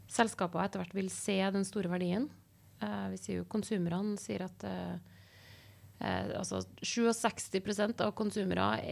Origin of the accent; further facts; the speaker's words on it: Trondheim, Trøndelag, Norway; jeg er født og oppvokst her i Trondheim